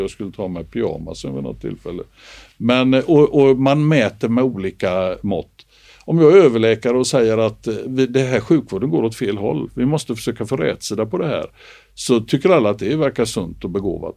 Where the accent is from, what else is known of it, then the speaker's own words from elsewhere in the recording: Gothenburg, Västra Götaland, Sweden; jag är uppväxt i Göteborg